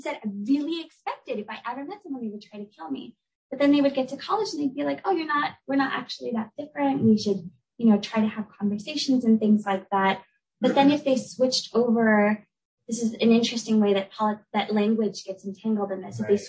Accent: Southern California, United States; So I grew up in Southern California, right, which is another site of a really large Vietnamese American community

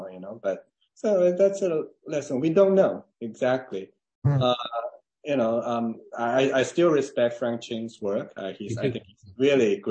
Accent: China; English is a second language; moved away as an adult; also born or lived in Tuscaloosa, Alabama / Buffalo, New York / Cambridge, Massachusetts; now in Santa Barbara, United States; I was born in China.

